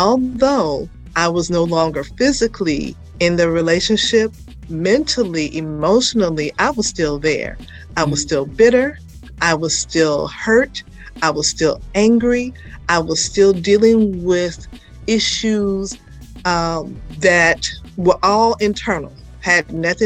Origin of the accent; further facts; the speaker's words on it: Atlanta, Georgia, United States; I am a native Atlantan, believe it or not. I am literally from Atlanta Public Schools